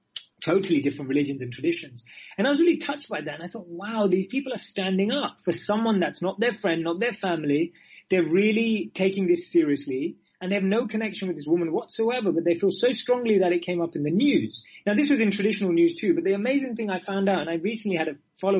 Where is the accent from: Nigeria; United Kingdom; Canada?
United Kingdom; London; moved away as an adult; also born or lived in India; now in New York, United States; I grew up in London, but my mother is from the Emirates and my father is from southern India in Mangalore.